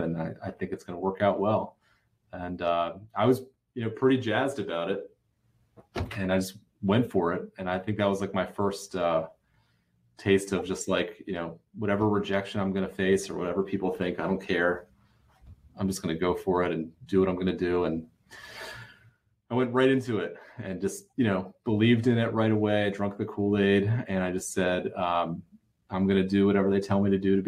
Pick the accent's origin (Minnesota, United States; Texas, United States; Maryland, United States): Maryland, United States; Baltimore; Baltimore, which is where I'm from